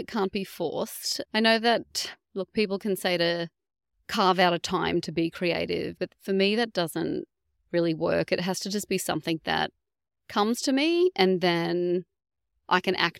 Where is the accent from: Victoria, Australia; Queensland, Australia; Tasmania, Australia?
Queensland, Australia; North; now in Geelong, Australia; I'm from North Queensland, but we do love it down here